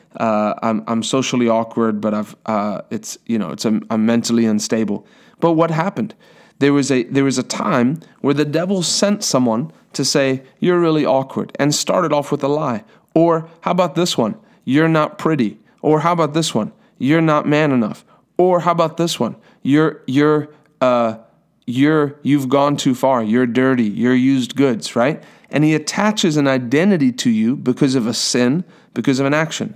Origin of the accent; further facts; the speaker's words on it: South Africa; moved away; I'm from South Africa originally